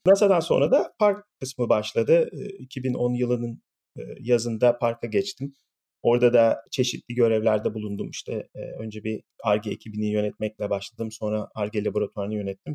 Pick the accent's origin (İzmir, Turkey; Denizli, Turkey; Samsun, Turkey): İzmir, Turkey; moved away as an adult; also born or lived in Ankara, Turkey / Pittsburgh, United States / Austin, Texas, United States; now in California, United States; İzmir doğumluyum. İlkokul, ortaokul, lise öğrenimi falan bir İzmir'de yaptım.